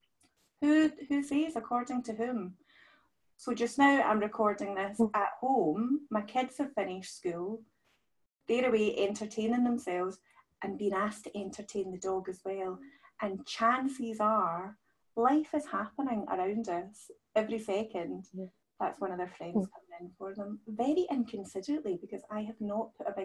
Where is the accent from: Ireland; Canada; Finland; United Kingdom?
United Kingdom; Scotland; I'm from Scotland